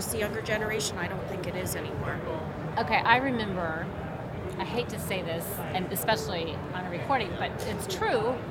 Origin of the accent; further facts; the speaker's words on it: Oklahoma, United States; and I grew up in Oklahoma